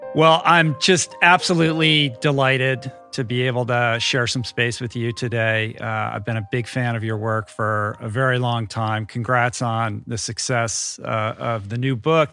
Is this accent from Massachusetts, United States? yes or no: no; Washington, District of Columbia, United States; also born or lived in Grosse Pointe, Michigan; We moved to Washington, D C when I was like seven or eight